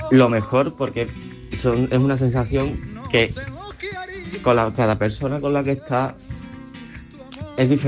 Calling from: Seville, Andalusia, Spain; Buenos días, soy … de Sevilla.

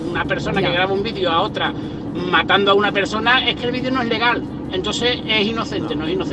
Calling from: Seville, Andalusia, Spain; de Sevilla.

